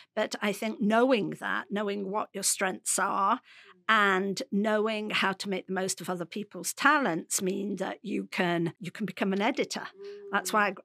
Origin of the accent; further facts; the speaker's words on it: Derby, East Midlands, United Kingdom; I come from Derby, come from a working class background